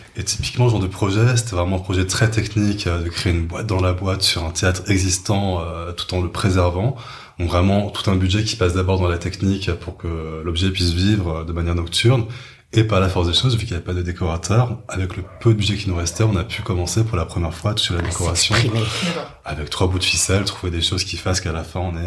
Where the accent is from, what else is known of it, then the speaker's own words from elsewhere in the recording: Paris suburbs, Île-de-France, France; j'étais avant en banlieue parisienne